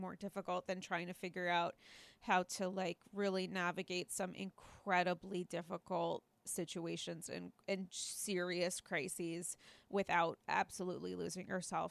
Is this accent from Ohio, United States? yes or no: no; New York, United States; as a New Yorker